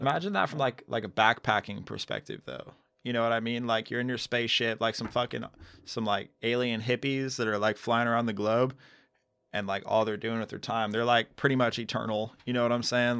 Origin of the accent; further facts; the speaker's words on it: United States; I'm an American. I love America